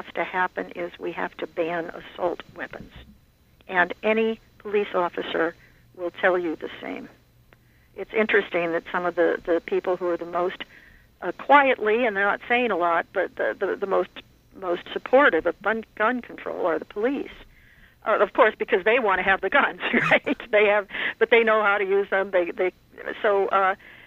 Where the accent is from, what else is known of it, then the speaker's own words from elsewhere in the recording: Ohio, United States; I'm from Ohio